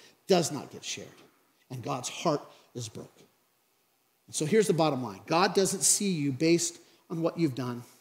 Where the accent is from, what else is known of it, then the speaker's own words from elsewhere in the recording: Craig, Colorado, United States; from Craig, Colorado.